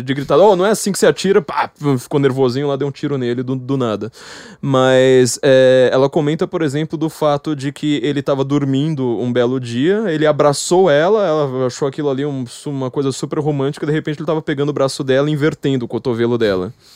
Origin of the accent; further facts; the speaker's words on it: São Paulo, Brazil; eu, como paulista